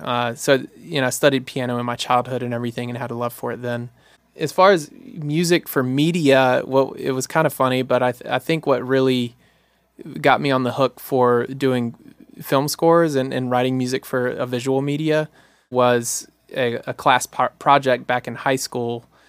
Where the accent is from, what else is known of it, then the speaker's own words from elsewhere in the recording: Jackson, Mississippi, United States; I was born and raised in Jackson, Mississippi